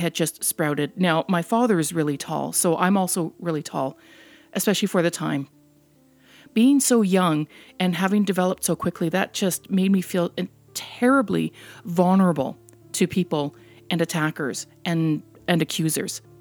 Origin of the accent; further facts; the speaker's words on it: Canada; also born or lived in Netherlands; I was born in the Netherlands quite a number of years ago, and we immigrated to Canada when I was just less than a year old